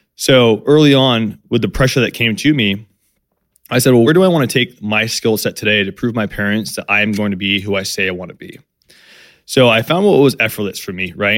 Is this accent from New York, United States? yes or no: no; San Diego, California, United States; I grew up in San Diego, uh, to two immigrant parents